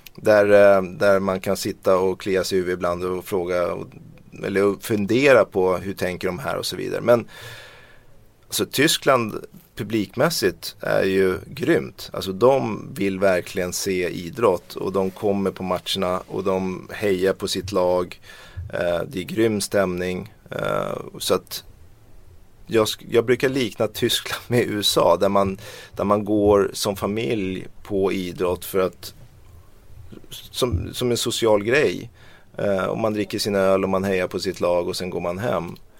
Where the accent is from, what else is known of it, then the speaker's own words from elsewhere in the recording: Sweden; vi svenskar